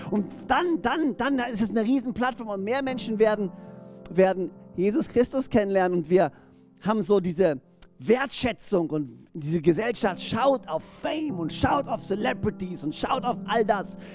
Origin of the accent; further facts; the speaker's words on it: Böhringen, Baden-Württemberg, Germany; now in Orsingen, Germany; Ich meine, hey, ich bin in Böhring groß geworden und lebe jetzt in Orsingen.